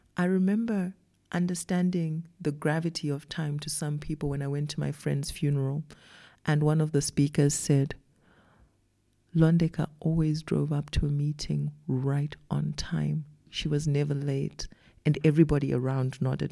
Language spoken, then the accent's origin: English; Zimbabwe; moved away as an adult; now in South Africa; I wasn't born and raised in South Africa. I came to South Africa as a young adult and then I grew up here. But where I grew up, which was in Zimbabwe